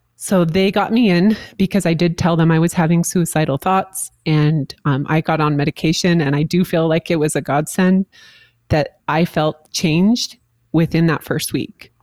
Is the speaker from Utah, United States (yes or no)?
yes; St. George, Utah, United States; moved away; my hometown of St. George, Utah